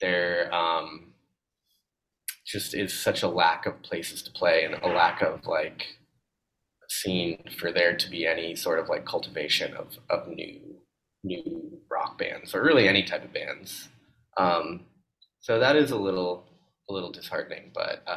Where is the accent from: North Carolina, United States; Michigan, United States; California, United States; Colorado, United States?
Colorado, United States; Boulder; I didn't know anything else at the time growing up in Boulder